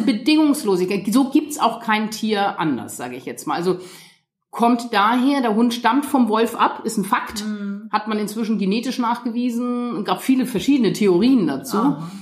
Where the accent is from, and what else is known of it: Lütjensee, Schleswig-Holstein, Germany; born or raised there